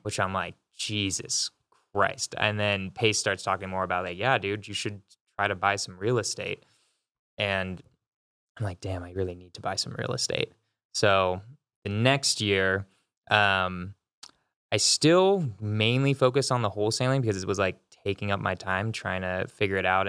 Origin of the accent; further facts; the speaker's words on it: California, United States; moved away as an adult; also born or lived in San Francisco; now in Denver, United States; So I'm from California. I moved to Denver a year ago